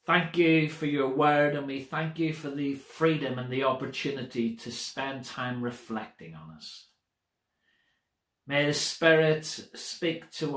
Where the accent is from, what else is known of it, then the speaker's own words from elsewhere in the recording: United Kingdom; British people being British people